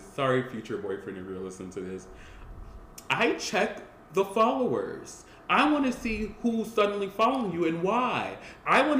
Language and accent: English; Colombia; I'm from Colombia.